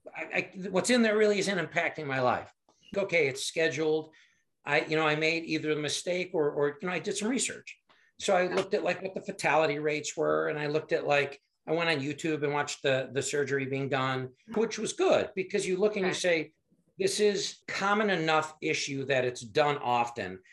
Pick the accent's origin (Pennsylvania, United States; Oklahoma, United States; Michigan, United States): Michigan, United States; moved away as an adult; also born or lived in Fort Carson, Colorado / Chicago area; now in Cary, Illinois, United States; I grew up in Michigan